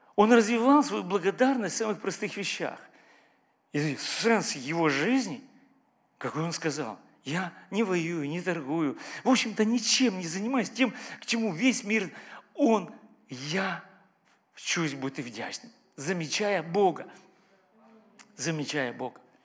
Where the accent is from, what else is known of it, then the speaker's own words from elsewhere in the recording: Ukraine; Я украинец, вообще разговариваю по-украински